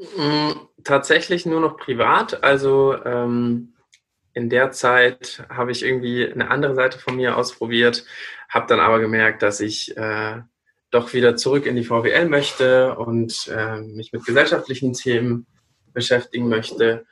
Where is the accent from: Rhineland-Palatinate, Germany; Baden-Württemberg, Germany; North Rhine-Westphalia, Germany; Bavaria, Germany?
Bavaria, Germany; countryside near Regensburg; accent: Lower Bavarian; moved away; also born or lived in Siegen; ich bin ja aus Regensburg und äh, in der Stadt selber redet man nicht so bayerisch, aber ich bin am Land aufgewachsen.